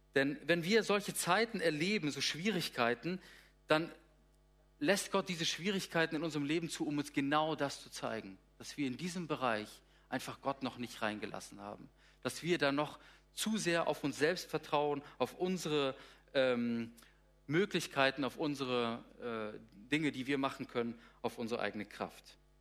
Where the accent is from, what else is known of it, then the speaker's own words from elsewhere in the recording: Darmstadt, Hesse, Germany; moved away as an adult; also born or lived in Gummersbach; now in Lippe, Germany; Ich bin aufgewachsen in Südhessen, in Darmstadt, habe dort äh, ja, so ziemlich meine ganze Kindheit und Jugendzeit verbracht bis zum 18. Lebensjahr